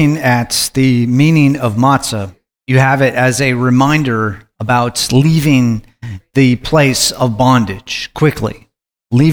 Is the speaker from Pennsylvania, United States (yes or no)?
no; Alaska, United States; I grew up in Alaska